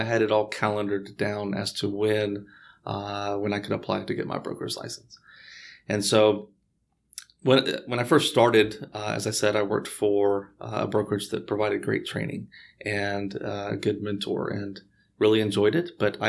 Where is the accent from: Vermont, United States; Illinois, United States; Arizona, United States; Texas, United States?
Texas, United States; Houston; born and raised here in Houston.